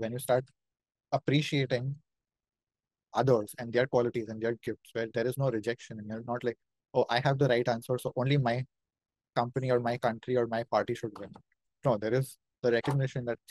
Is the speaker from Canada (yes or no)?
no; India; accent: Indian; my Indian accent